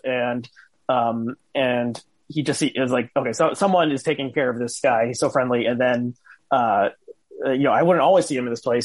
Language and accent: English; New Jersey, United States; I grew up in New Jersey